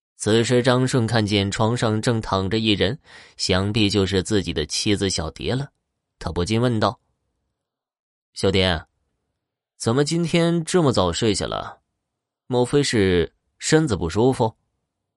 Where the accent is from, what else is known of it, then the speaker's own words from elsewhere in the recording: Horqin Grassland, Inner Mongolia, China; 美丽的科尔沁大草原是我的家乡